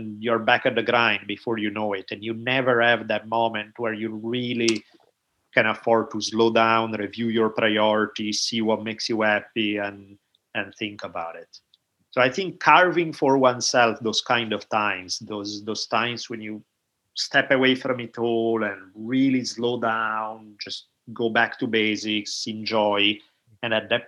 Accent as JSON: {"language": "English", "country": "Italy", "tie": "born or raised there", "moved": "yes", "lives_now": "United States", "said": "growing up in Italy"}